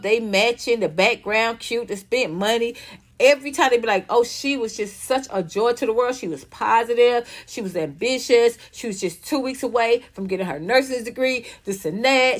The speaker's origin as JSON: {"language": "English", "town": "Atlanta", "region": "Georgia", "country": "United States", "tie": "born or raised there", "also_born_or_lived": "Los Angeles", "moved": "as an adult", "said": "I come from Atlanta, so I, I grew up in a, in a black culture"}